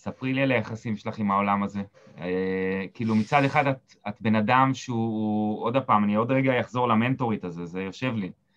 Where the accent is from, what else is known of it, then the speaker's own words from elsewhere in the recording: Israel; moved away; אני קיבוצניק במקור